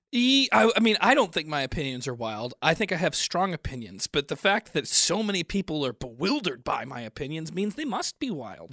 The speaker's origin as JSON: {"language": "English", "town": "Chicago", "region": "Illinois", "country": "United States", "tie": "born or raised there", "said": "I grew up in Chicago"}